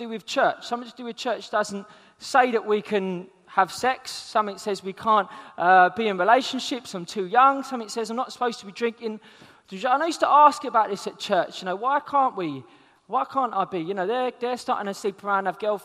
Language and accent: English; London, United Kingdom; I'm from South London